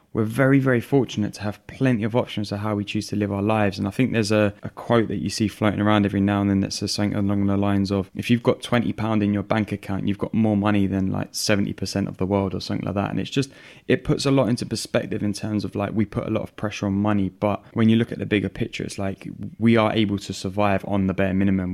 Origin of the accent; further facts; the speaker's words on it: London, United Kingdom; growing up in London with an Italian family